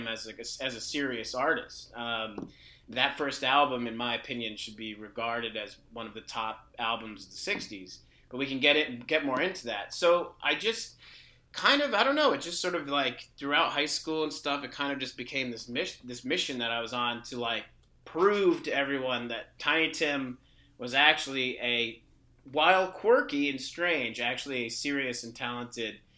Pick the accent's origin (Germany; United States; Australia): United States; New England; growing up in New England at that time